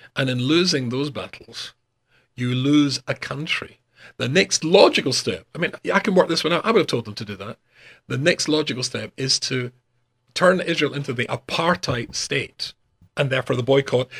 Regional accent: Glasgow, Scotland, United Kingdom; moved away as an adult; also born or lived in North West England; in Glasgow, my hometown

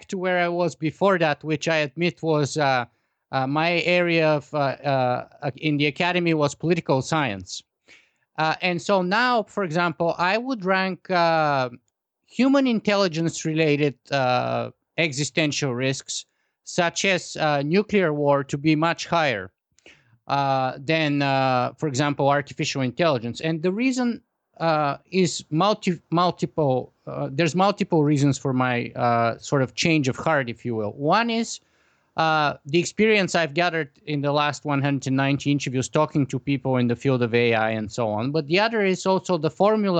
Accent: Bulgaria; grew up in the Eastern Bloc in Bulgaria

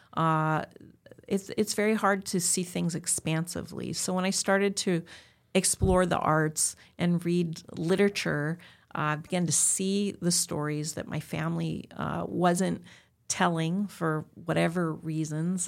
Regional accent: Southern California, United States; I'm born and raised in Southern California.

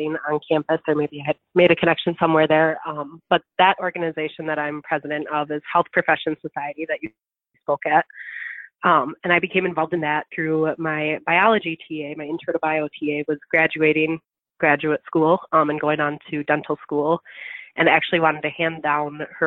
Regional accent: Stoughton, Wisconsin, United States; So I am from the Madison area, actually. I'm about 30 minutes south of Madison from Stoughton

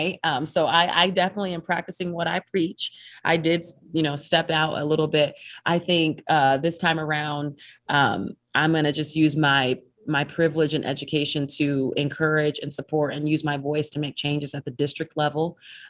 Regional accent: Cleveland, Ohio, United States; now in Utah, United States; I came from Cleveland, so I was, you know, ignorance is definitely bliss, because I think no matter where you go in Utah, you're going to be like, oh, this is not.

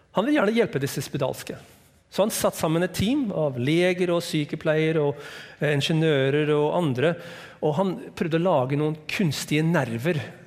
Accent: United States; Norwegian is a second language; also born or lived in Hawaii; now in Norway; Jeg er fra USA

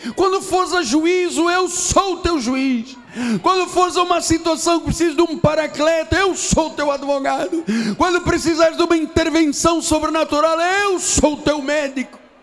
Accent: Portugal; Sou português

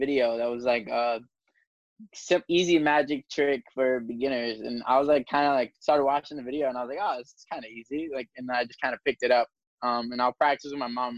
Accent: New York City, New York, United States; I'm from the Bronx

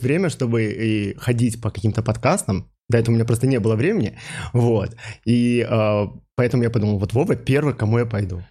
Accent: Minsk, Belarus; moved away as an adult; also born or lived in St. Louis, United States; Родился я в Минске

